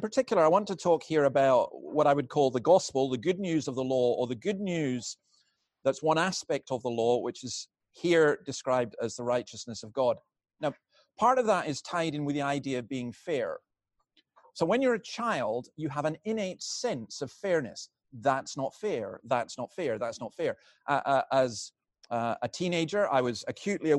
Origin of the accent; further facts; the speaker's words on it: Scotland, United Kingdom; I'm a Scottish Presbyterian minister